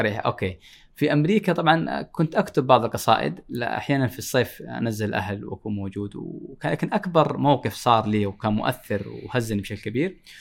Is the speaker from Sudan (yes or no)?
no; Jazan, Jazan Province, Saudi Arabia; اشتياقي لمدينتي لمدينه جازان